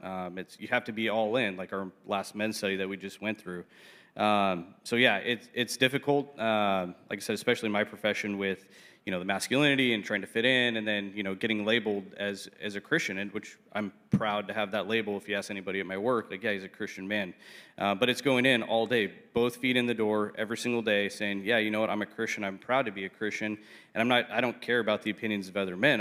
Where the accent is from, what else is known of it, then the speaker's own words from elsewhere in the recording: South Orange County, California, United States; born and raised in South Orange County, so I'm a South Orange County kid